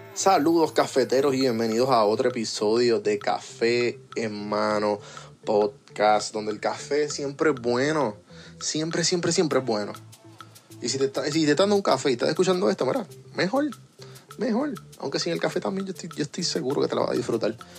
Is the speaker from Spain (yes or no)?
no; Puerto Rico; now in Atlanta, United States; Aquí, que yo vivo en Atlanta, fuera de Puerto Rico, siendo boricua